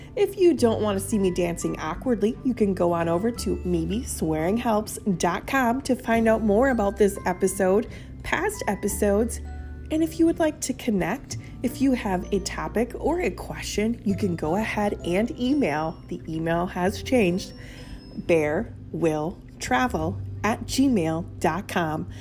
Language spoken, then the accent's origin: English; Minnesota, United States; I'm from Minnesota